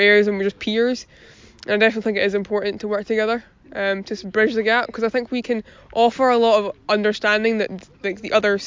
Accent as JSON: {"language": "English", "town": "Glasgow", "region": "Scotland", "country": "United Kingdom", "said": "I'm a Glaswegian teenager"}